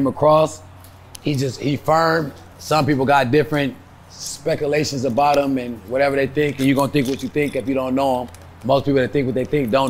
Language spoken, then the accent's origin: English; California, United States; I'm originally from California